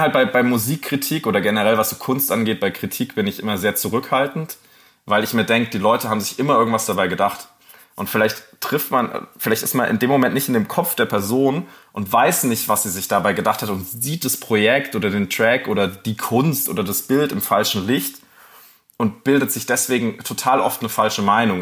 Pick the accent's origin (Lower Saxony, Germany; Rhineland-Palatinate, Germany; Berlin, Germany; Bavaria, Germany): Rhineland-Palatinate, Germany; ich bin halt in der Pfalz groß geworden